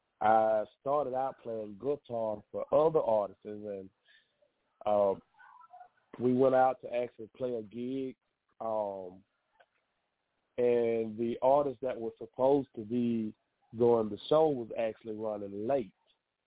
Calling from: Laurel, Mississippi, United States; Laurel, Mississippi.

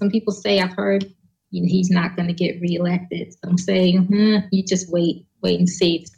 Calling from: South Carolina, United States; South Carolina.

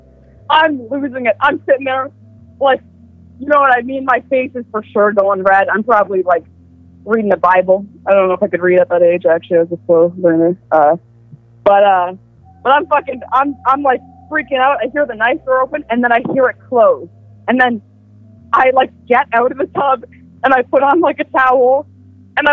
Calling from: Ontario, Canada; calling from Ontario.

